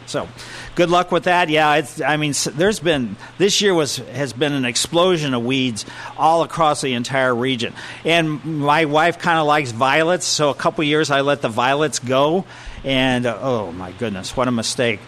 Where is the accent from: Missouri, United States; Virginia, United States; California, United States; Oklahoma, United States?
Missouri, United States; Ellisville; Growing up in Maple Lane in Ellisville, where silver maples was our trees